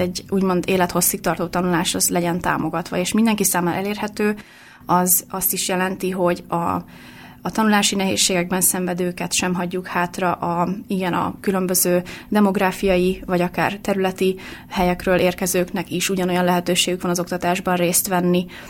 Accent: Hungary; moved away as an adult; also born or lived in Finland; én itthon nevelkedtem

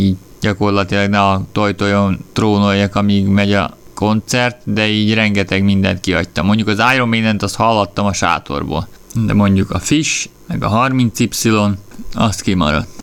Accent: Hungary; én magyar vagyok

